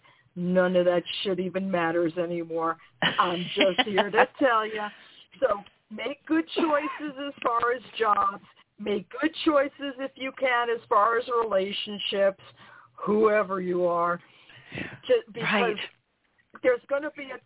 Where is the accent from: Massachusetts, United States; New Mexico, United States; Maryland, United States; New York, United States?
New York, United States; as a New Yorker